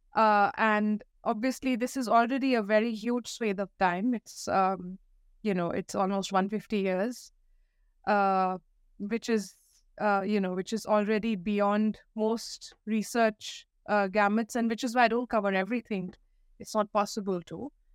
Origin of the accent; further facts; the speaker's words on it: Delhi, India; I grew up in Delhi, in India